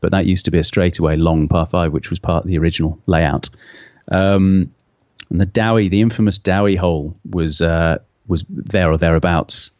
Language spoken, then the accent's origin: English; Hoylake, North West England, United Kingdom; moved away as an adult; now in London, United Kingdom; I moved away from Hoy Lake, uh, uh, similar, about fifteen years ago